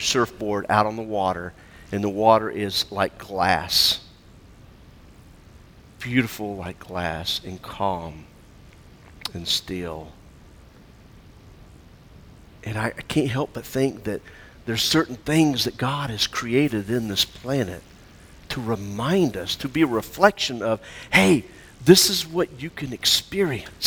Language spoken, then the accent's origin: English; Florida, United States; moved away; I grew up in Florida where you had warm, rainy weather.